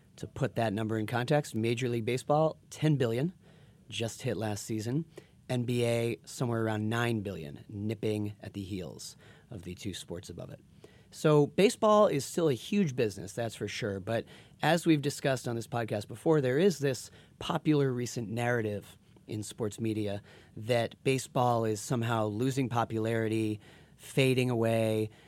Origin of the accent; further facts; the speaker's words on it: Boston, Massachusetts, United States; I'm from Boston